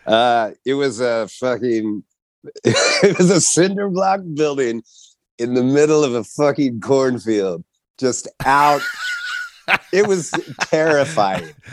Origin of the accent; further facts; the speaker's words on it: Kansas City, Missouri, United States; I'm from Kansas City